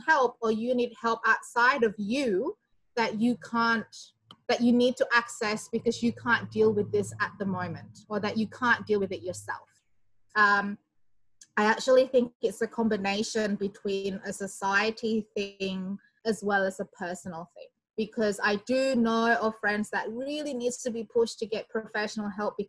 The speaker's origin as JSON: {"language": "English", "country": "Indonesia", "moved": "as an adult", "lives_now": "Australia", "said": "I'm from Indonesia originally, and I came to Australia in 2002 to do my bachelor degree"}